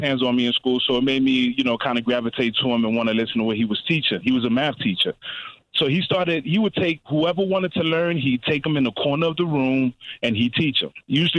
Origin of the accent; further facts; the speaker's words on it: New York City, New York, United States; I grew up in the Bronx